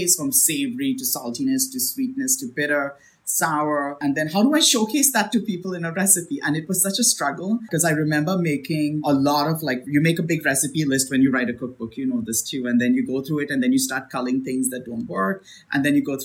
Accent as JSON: {"language": "English", "country": "India", "tie": "born or raised there", "moved": "yes", "said": "I was born in India. So my flavor profiles that immediately come to mind are those that are, you know, from what I've experienced as a kid in India"}